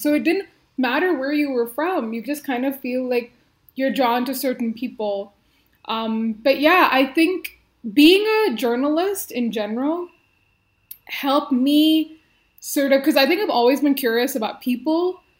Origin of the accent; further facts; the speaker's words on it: India; also born or lived in Middle East; So, you know, being an Indian, but like growing up in the Middle East where I was in like an international school